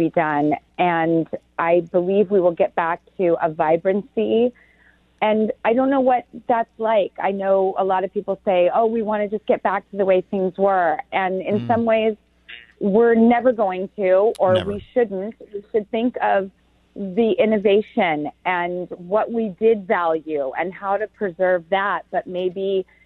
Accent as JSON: {"language": "English", "region": "California", "country": "United States", "said": "I'm from California"}